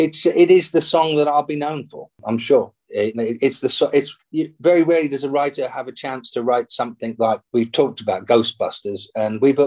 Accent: England, United Kingdom; my mum and I grew up in England

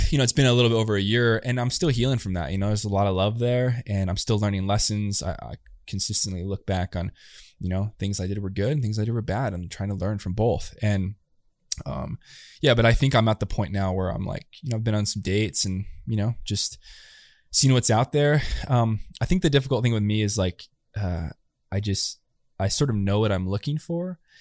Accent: United States; first language English; also born or lived in Chile; I see my generation, especially where I grew up, it was like, you're American, you just speak English

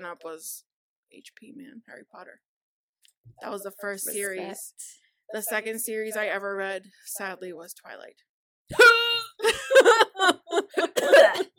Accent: Puerto Rico; now in Massachusetts, United States; I grew up in Puerto Rico. Like I was born here, but my childhood was in Puerto Rico.

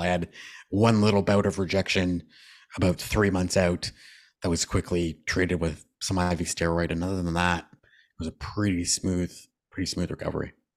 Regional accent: Canada; I'm a Canadian all the time.

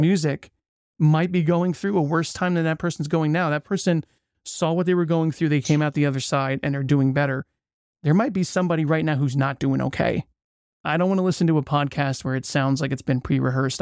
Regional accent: United States; I'm from the States

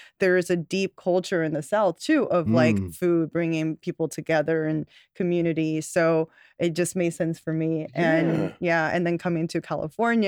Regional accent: Chengdu, Sichuan, China; now in United States; I'm actually an immigrant. I grew up in China in this really special province called Sichuan.

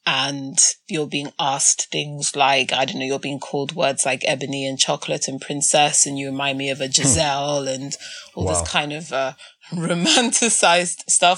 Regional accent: Nigeria; In our continent of scarcity as a Nigerian where there's never enough even water and electricity

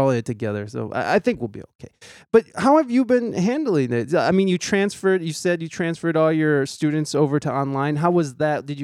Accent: Ohio, United States; moved away as an adult; also born or lived in San Diego, California; So you're an Ohio native? I am. I am. I'm Ohio

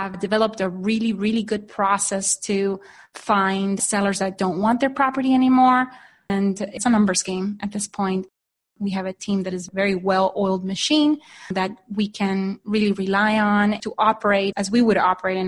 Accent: Honduras; moved away as an adult; now in Phoenix, United States; I am originally from Honduras, so just to give you a little bit of background, I'm an immigrant into the U.S. I came here in 1995 to study business school

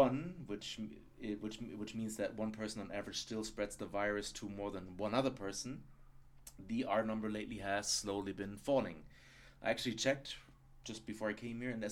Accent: Germany; accent: German; English is a second language; the more I speak English, the more I fall back into my German accent

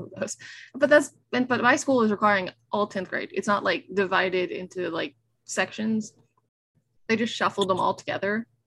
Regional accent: Nashville, Tennessee, United States; I was raised in Nashville, being a city person.

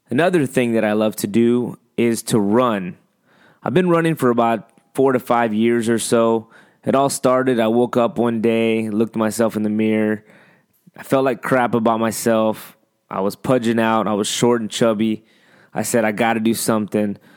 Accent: northeastern Ohio, United States; moved away as an adult; now in San Antonio, United States; Originally, I grew up in northeastern Ohio.

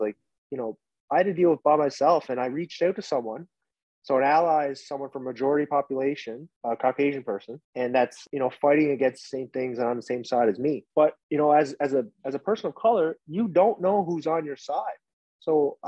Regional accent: Corner Brook, Newfoundland and Labrador, Canada; also born or lived in Vietnam; I was from Newfoundland

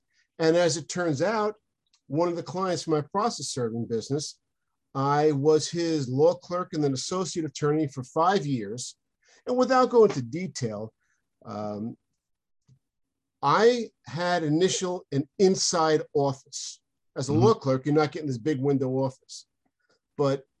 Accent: Long Island, New York, United States; moved away as an adult; also born or lived in San Diego, California; I'm from Long Island, New York, and I went to law school in San Diego, California

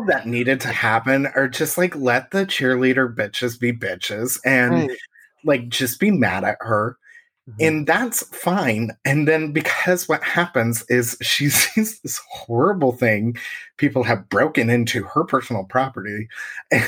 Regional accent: Indiana, United States; I'm from Indiana

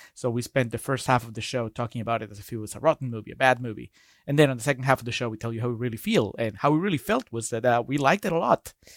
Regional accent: Peru; I'm, I'm from Peru

